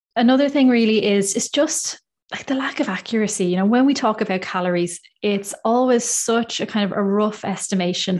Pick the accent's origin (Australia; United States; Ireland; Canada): Ireland; now in United Kingdom; I'm from Ireland. I'm based in the U K